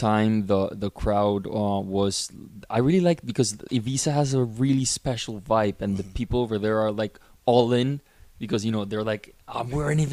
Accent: Colombia; I'm actually from Colombia. I'm living in Colombia right now.

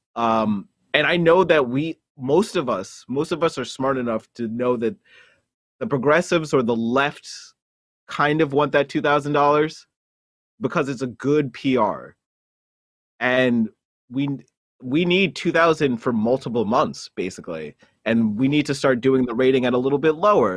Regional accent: United States; also born or lived in New Jersey; I'm a firstborn Jamaican from, who was raised in New York and New Jersey.

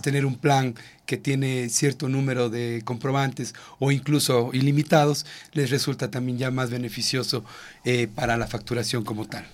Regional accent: Ecuador; como ecuatorianos

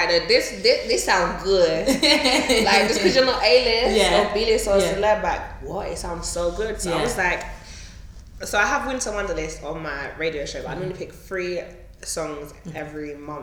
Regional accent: London, United Kingdom; born in London, we're from London

